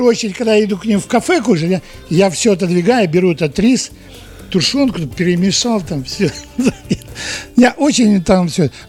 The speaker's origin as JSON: {"language": "Russian", "country": "Kazakhstan", "said": "Ну, потому что я из Казахстана."}